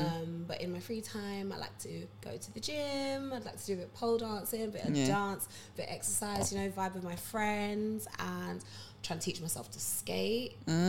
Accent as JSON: {"language": "English", "country": "Ghana"}